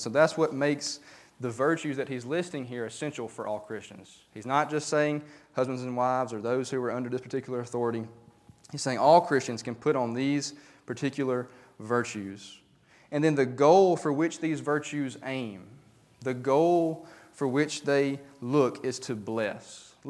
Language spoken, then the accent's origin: English; Talladega, Alabama, United States; I used to have a pastor at the church that I grew up in Talladega.